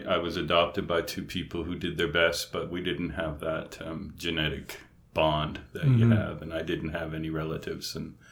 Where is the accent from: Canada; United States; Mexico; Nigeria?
Canada; Lunenburg, Nova Scotia; also born or lived in East Coast (air bases); I was an Air Force brat and moved around from air base to air base until I was 12, and my dad moved us to Lunenburg, Nova Scotia